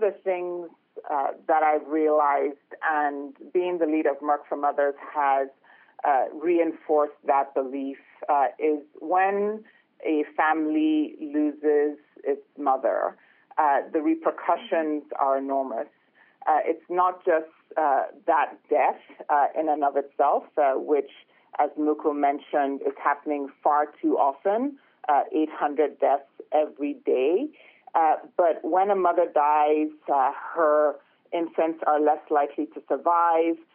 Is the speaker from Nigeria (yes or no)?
yes; Lagos, Nigeria; I was born and raised in Lagos, Nigeria